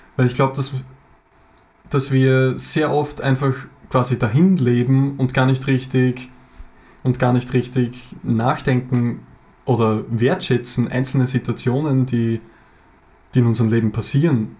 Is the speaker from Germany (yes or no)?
no; Lower Austria, Austria; Wir sind aus Österreich, wie man es wahrscheinlich hören kann